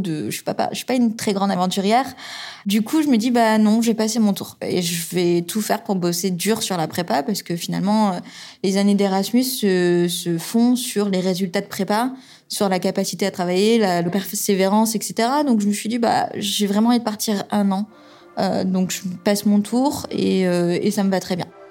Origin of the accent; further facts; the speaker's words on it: Toulouse, Occitania, France; moved away as an adult; also born or lived in Tours / Angers; ma région d'origine, c'est Toulouse. C'est là où j'ai grandi